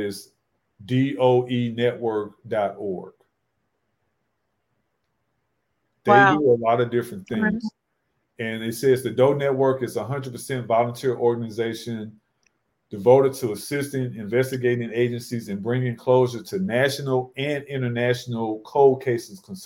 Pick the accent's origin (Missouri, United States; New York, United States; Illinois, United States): Missouri, United States; St. Louis; we're all from St. Louis, so this was back in our hometown